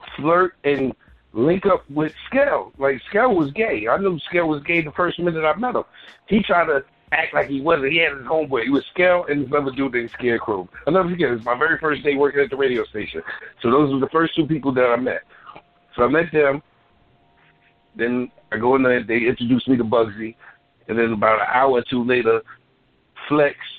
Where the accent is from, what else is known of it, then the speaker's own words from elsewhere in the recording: New York City, New York, United States; I'm from Bed Stuy